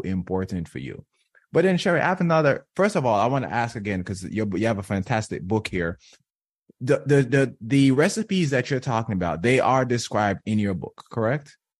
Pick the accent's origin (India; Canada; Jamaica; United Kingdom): Jamaica; I'm from, born and raised in Jamaica